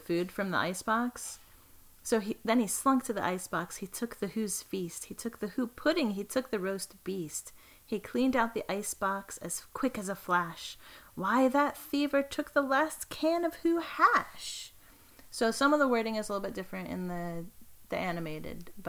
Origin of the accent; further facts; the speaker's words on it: East Coast, United States; I say icebox when I'm referring to the refrigerator because I'm from the East Coast